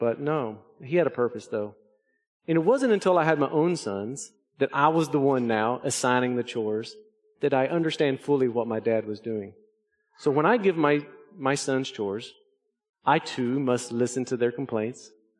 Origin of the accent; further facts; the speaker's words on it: Arkansas, United States; our yard where I grew up in Arkansas was really hilly, very rocky. We lived in the Ouachita Mountains